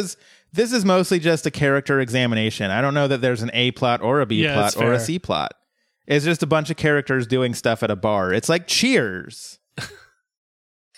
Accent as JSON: {"language": "English", "region": "Colorado", "country": "United States", "tie": "born or raised there", "moved": "yes", "said": "She lived in my hometown back in Colorado."}